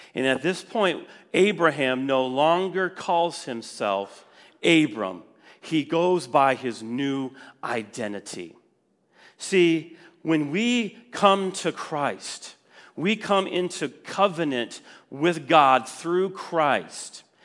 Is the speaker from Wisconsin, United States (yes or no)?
yes; Wisconsin, United States; moved away; I was from Wisconsin, and I just didn't want to move back.